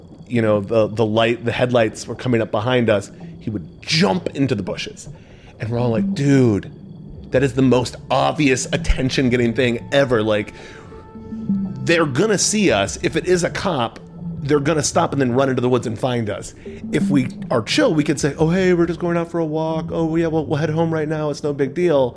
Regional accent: suburbs of Massachusetts, United States; My friends and I got into psychedelics and marijuana fairly early, like 8th grade. And we're in the suburbs of Massachusetts

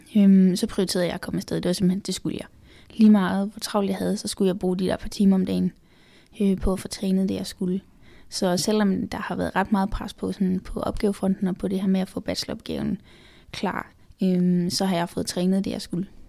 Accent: Funen, Southern Denmark, Denmark; now in Copenhagen, Denmark; jeg er jo født og opvokset på Fyn

